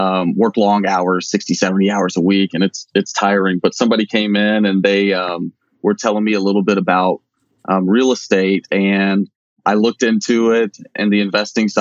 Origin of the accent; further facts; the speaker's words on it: Atlanta, Georgia, United States; now in Charlotte, United States; I'm from Atlanta